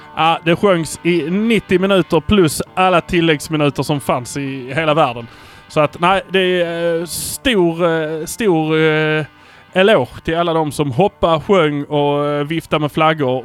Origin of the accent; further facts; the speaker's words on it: Malmö, Skåne, Sweden; vi är från Malmö